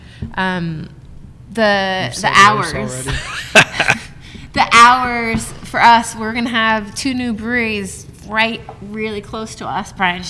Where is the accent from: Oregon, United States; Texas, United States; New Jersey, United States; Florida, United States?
Oregon, United States; now in Maryland, United States; I'm from Oregon. People are proud there.